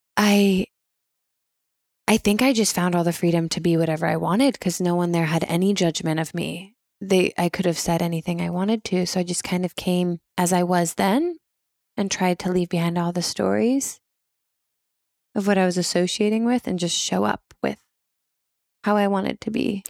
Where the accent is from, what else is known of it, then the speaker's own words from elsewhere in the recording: Washington, United States; moved away as an adult; also born or lived in Rome, Italy / Spain; I grew up in Washington State